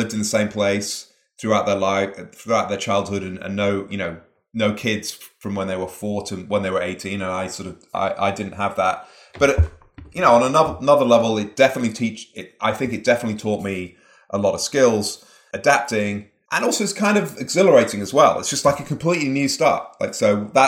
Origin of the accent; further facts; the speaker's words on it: Manchester, North West England, United Kingdom; moved away; I grew up in Manchester in the northwest of England, sort of grim industrial city, sort of like the Detroit of England or something.